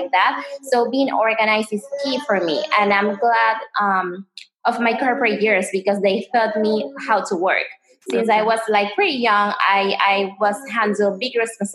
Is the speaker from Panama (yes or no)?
yes; Panama; moved away as an adult; now in United States; I'm American, but I was raised in Panama. You know, everybody comes to the States, but in my case, they decide to take me out of the States.